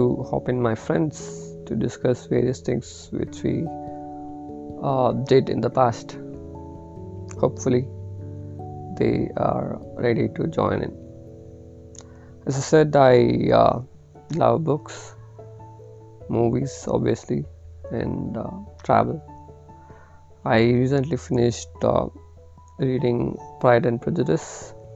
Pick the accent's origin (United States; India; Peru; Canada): India; Bangalore, Karnataka; I'm from Bangalore, India, and currently working with a financial institute